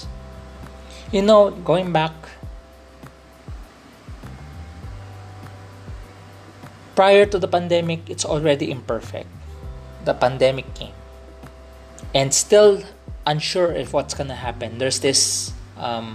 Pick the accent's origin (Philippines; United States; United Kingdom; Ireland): Philippines; there is also such a thing as a Filipino English. We have a way of different way of understanding it also.